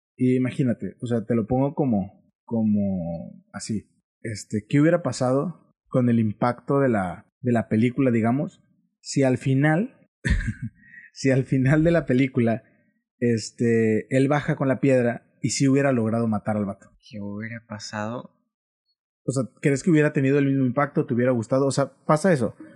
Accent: Mexico; como buen mexicano

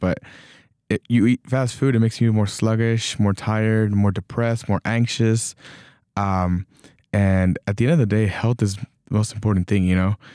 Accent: Texas, United States; moved away; I, I was born in Texas.

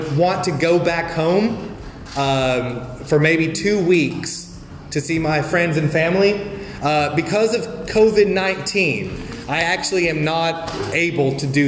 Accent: United States; moved away as an adult; now in Vietnam; I am from the United States

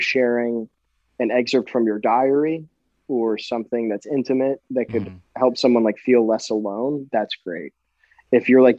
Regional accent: New Jersey, United States; Yeah, exactly. Southern Jersey too is just it's its own thing. You know

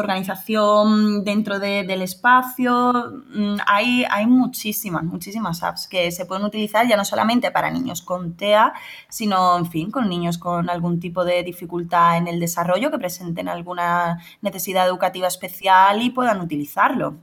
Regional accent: Rota, Andalusia, Spain; yo aquí también en, en mi pueblo, en Rota, provincia de Cádiz

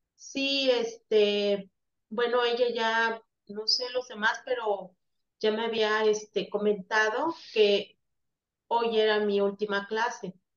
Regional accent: Veracruz, Mexico; soy de acá de Veracruz

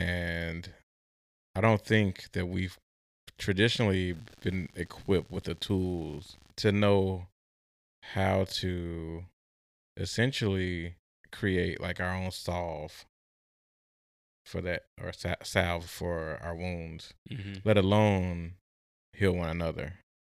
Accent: Midwest, United States; especially growing up in the Midwest, is something I myself had to grapple.

